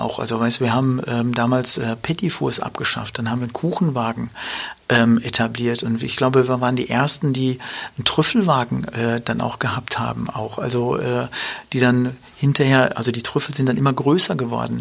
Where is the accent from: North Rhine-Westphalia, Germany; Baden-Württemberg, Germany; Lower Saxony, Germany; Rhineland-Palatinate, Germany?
North Rhine-Westphalia, Germany; Dortmund; wir sind ja in Dortmund groß geworden